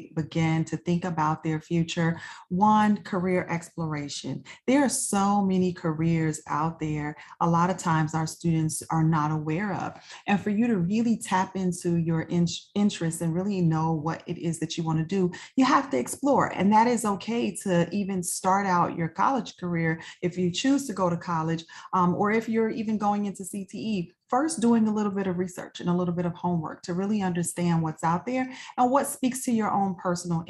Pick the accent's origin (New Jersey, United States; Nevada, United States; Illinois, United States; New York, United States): Illinois, United States; Chicago; moved away as an adult; also born or lived in Prince William County, Virginia; I'm a native Chicagoan. I was born and raised in Chicago